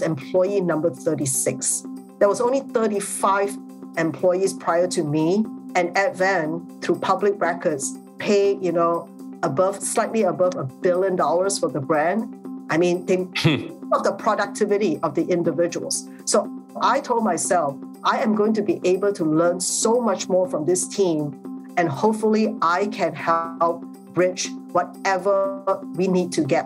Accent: Singapore; moved away as an adult; also born or lived in Australia; I grew up in Singapore, where I was primarily the majority ethnic group

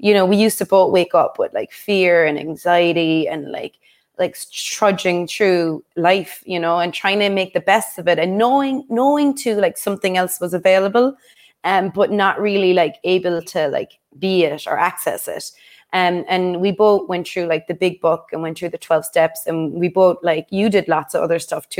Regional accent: Cork, Munster, Ireland; We're both from Cork

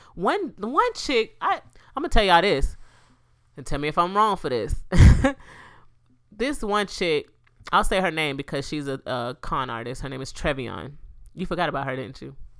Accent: Florida, United States; This Florida, this my hometown. I mean, this my, my home state, too

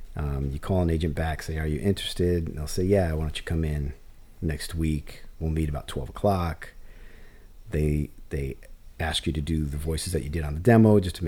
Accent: Michigan, United States; now in Burbank, United States; I'm from Michigan.

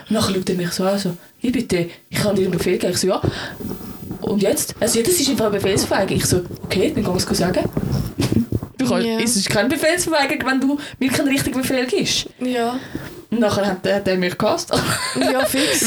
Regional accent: Switzerland; ich das als Schweizerin

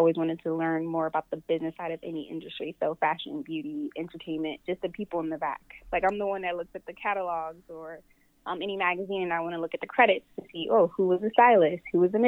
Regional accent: Philadelphia, Pennsylvania, United States; I grew up around Philadelphia

